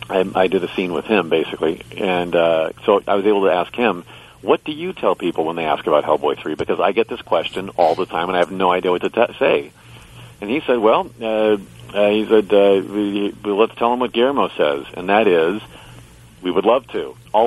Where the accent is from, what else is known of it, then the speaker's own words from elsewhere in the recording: Indianapolis, Indiana, United States; I grew up in Indianapolis, Indiana.